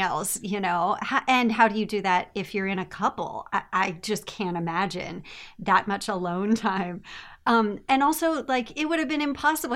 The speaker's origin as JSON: {"language": "English", "country": "United States", "moved": "yes", "said": "I am American"}